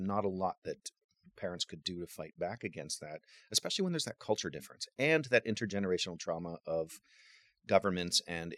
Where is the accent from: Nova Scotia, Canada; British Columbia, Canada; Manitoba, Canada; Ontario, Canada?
Ontario, Canada; Waterloo; also born or lived in Cambridge, Ontario; now in St. Marys, Canada; I was raised in Waterloo. Both my adoptive parents are anthropology professors. They've both since retired, but we were raised in Waterloo near the universities.